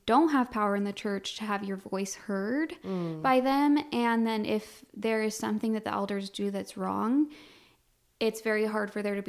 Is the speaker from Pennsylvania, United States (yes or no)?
no; Colorado, United States; now in Wichita, United States; I'm originally from Colorado, and I was born and raised there. And then I now live outside of Wichita, Kansas.